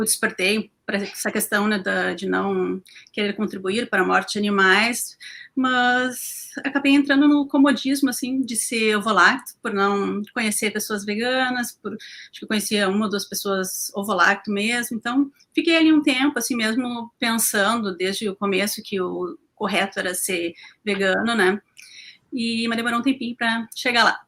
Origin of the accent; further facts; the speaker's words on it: Porto Alegre, Rio Grande do Sul, Brazil; sou de Porto Alegre